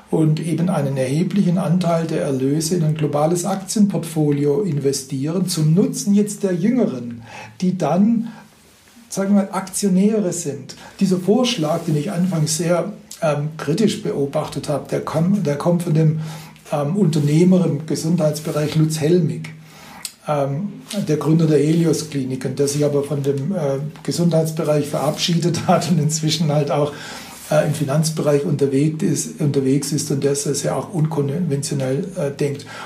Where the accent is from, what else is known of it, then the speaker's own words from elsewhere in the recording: Baden-Württemberg, Germany; Ich komme ja aus dem Schwäbischen, also